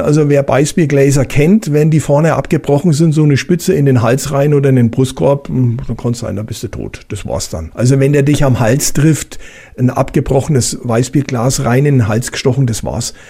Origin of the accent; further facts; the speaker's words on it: Bavaria, Germany; bei uns in Bayern